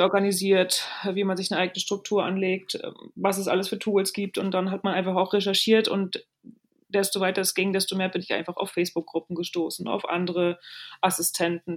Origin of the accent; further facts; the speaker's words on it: Rostock, Mecklenburg-Vorpommern, Germany; also born or lived in Lübeck / Altes Land (Stade); now in Hamburg, Germany; Gebürtige Rostockerin und ähm, ja, ich bin in Mecklenburg-Vorpommern aufgewachsen